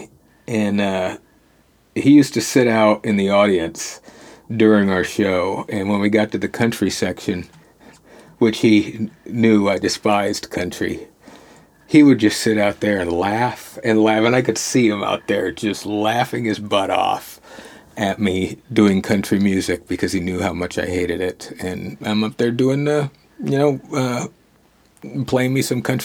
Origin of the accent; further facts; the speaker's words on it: Mendota, Illinois, United States; Northern Illinois, a little tiny farm town called Mendota, surrounded by corn and Caucasians.